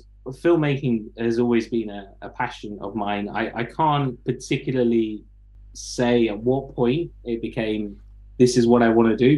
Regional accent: Leicester, East Midlands, United Kingdom; moved away; also born or lived in London; I grew up in Leicester

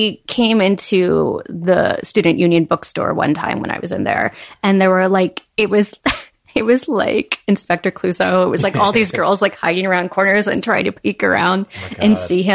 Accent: Little Rock, Arkansas, United States; moved away as an adult; also born or lived in Columbia, Missouri; I graduated high school in Little Rock, Arkansas.

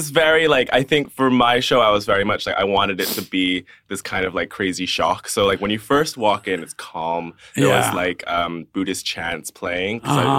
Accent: New York, United States; moved away as an adult; now in London, United Kingdom; So I was born and raised in New York. My family is from Hong Kong. And then I moved here in 2015 for uni.

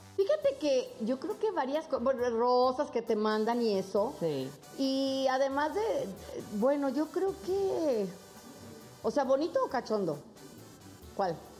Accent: León, Guanajuato, Mexico; moved away; a León, Guanajuato, a mi tierra

